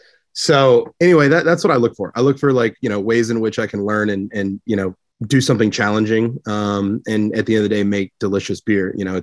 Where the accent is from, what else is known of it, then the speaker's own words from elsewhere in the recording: Tennessee, United States; now in St. Petersburg, United States; I'm from Tennessee, so it's always like home soil for me.